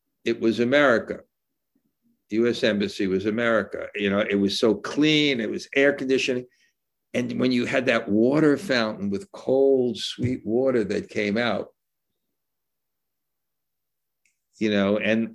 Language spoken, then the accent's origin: English; United States; moved away; also born or lived in India; as an American